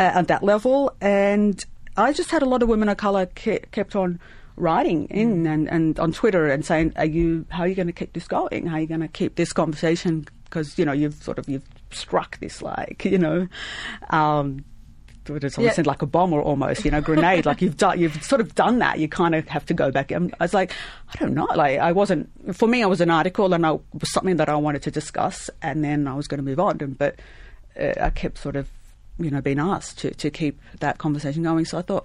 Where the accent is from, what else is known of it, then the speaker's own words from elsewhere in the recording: Lebanon; now in Australia; I was born in Lebanon